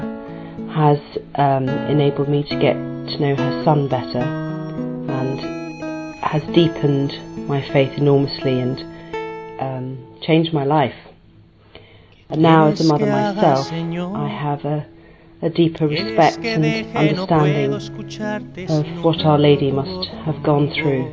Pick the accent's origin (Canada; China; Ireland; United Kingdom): United Kingdom; England; I'm from England